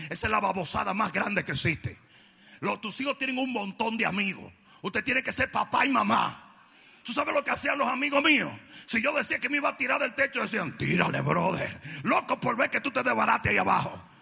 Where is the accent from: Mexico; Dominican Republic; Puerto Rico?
Dominican Republic; cómo somos los dominicanos